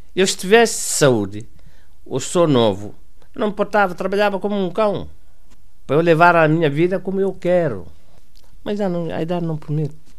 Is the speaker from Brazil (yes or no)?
no; Guinea-Bissau; moved away as an adult; also born or lived in Mauritania; now in Portugal; Nasci em Guiné-Bissau em 1922 10 1949